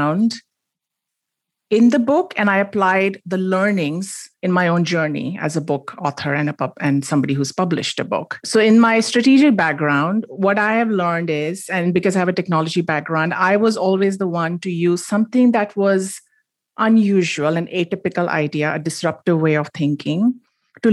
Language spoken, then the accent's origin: English; Mumbai, Maharashtra, India; moved away as an adult; now in United States; I grew up in Bombay. It's now called Mumbai. And I moved to the United States for a grad degree in computer science, and I stayed on